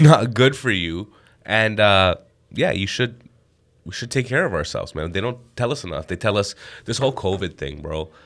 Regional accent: Canada; I'm an Indian guy, born and raised in Canada

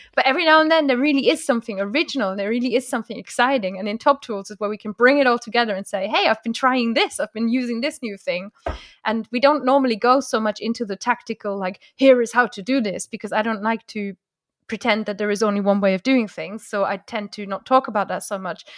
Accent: Germany; first language German; English is a second language; moved away; I grew up near Luxembourg and near France

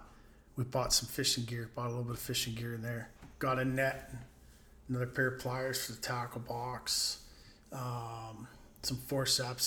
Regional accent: Bayfield, Ontario, Canada; When I was growing up in Bayfield, I'd fish all day

